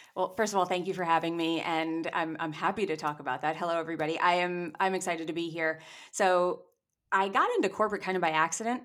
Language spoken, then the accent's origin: English; New York, United States; I grew up in New York, I was acting in New York